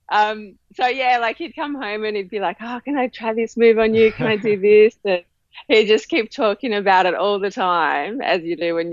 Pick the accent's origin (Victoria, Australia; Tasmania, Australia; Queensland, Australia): Tasmania, Australia; Hobart; moved away as an adult; now in Melbourne, Australia; Okay, so I was born in Hobart and lived there most of my life.